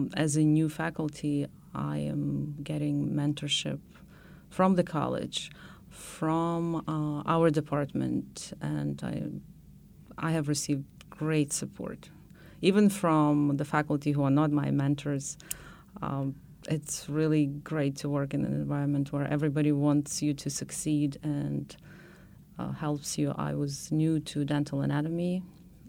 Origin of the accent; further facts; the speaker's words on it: Western Ukraine, Ukraine; English is a second language; moved away as an adult; now in United States; I grew up in Ukraine, in Western Ukraine.